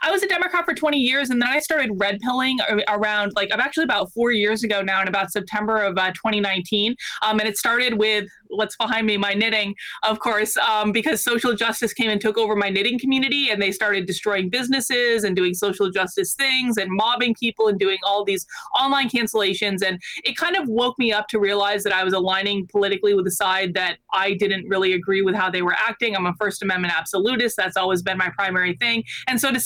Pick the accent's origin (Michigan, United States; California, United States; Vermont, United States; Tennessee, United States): Vermont, United States; I grew up in Vermont